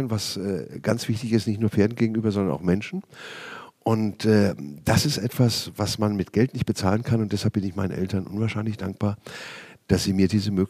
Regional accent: Schlüchtern, Hesse, Germany; Äh, ja, das stimmt. Ähm, ich bin auch ein waschechter Hesse. Man hört es nur nicht, wenn ich normal schwätze

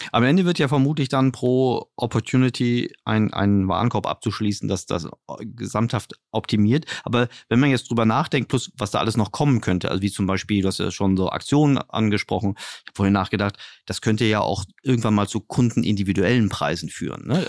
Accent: Berlin, Germany; ich komme jetzt hier aus Berlin

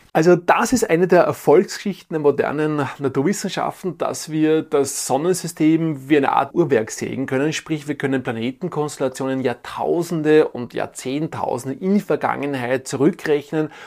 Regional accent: Tyrol, Austria; bei uns in Tirol

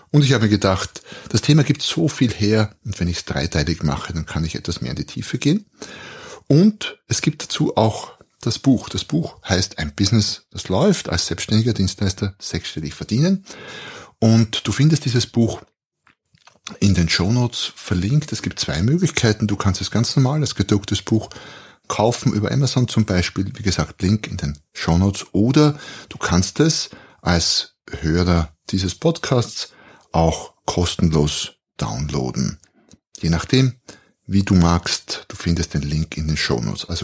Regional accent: Austria; ich bin Österreicher, wie man vermutlich hört, wohne ein Stück südlich, südlich von Wien

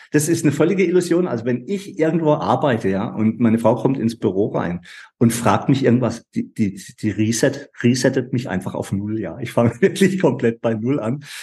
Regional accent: Baden-Württemberg, Germany; bei uns in Baden-Württemberg

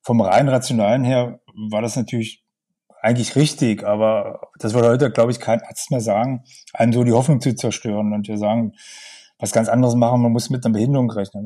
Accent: a small village 40 km from Magdeburg, Saxony-Anhalt, Germany; moved away as an adult; now in Magdeburg, Germany; Ich bin nicht in Magdeburg geboren. Ich lebe jetzt in Magdeburg. Ich bin aufgewachsen in einem kleinen Dorf, 40 Kilometer von Magdeburg.

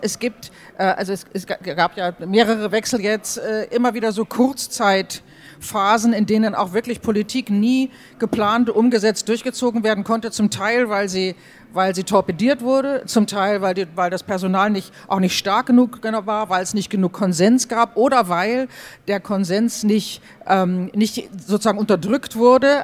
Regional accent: Germany; now in Austria; als Deutsche.

